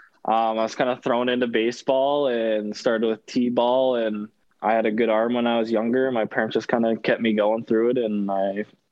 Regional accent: Ontario, Canada; So I ended up going to this, like a showcase event in Toronto, which is a couple hours from my hometown.

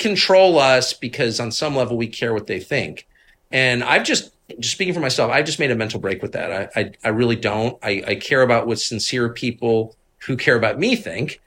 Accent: Washington, District of Columbia, United States; I'm from D C. My dad was in this world.

